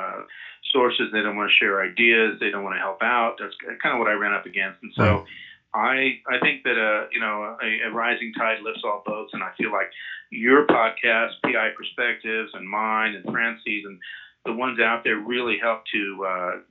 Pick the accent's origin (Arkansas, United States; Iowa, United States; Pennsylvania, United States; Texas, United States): Texas, United States; now in Intermountain West, United States; I am originally from Texas